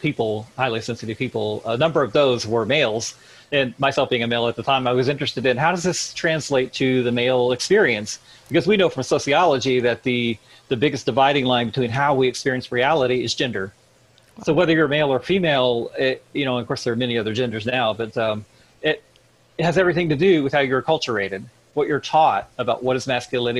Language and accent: English; Missouri, United States; I grew up in the Midwest. I'm from Missouri